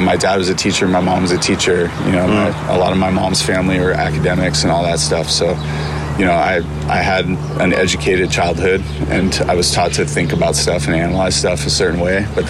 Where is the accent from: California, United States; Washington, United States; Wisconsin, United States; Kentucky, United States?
California, United States; Santa Barbara; also born or lived in Vermont / Weymouth, Massachusetts / upstate New York; I grew up in Santa Barbara